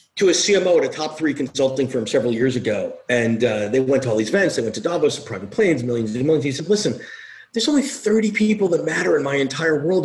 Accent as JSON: {"language": "English", "region": "New York", "country": "United States", "said": "I'm a New Yorker. I was here"}